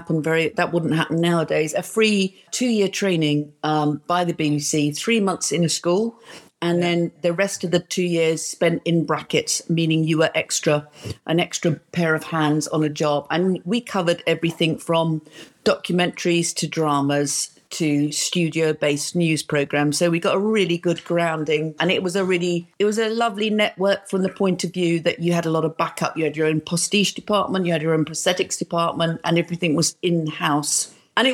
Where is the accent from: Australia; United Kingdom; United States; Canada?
United Kingdom; London; as a girl growing up in London